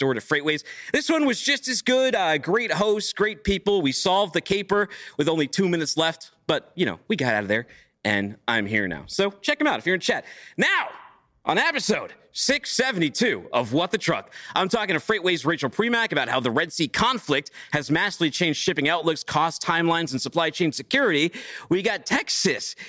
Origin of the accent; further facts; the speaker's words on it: Chattanooga, Tennessee, United States; out here in Chattanooga, my hometown.